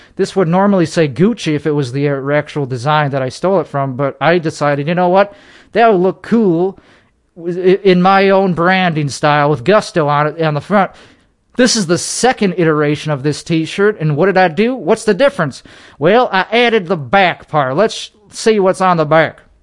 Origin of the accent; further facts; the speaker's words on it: Chicago, Illinois, United States; now in Texas, United States; Chicagoland is where I current, is where I was born.